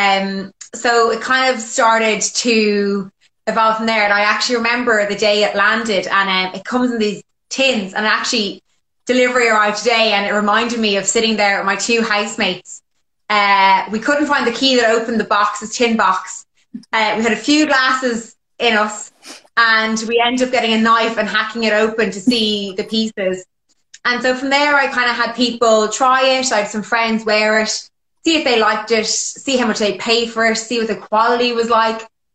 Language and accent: English; Ireland; moved away as an adult; also born or lived in London, United Kingdom; when I moved back to Ireland from England, I moved home with my parents